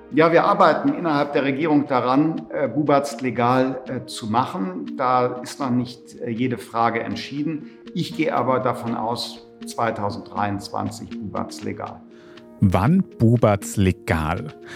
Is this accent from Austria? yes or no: yes; Austria; bei uns in Österreich